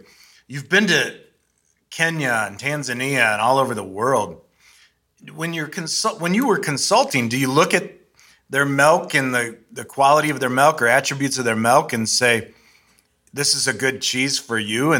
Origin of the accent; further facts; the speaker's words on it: Ohio, United States; South of Cleveland.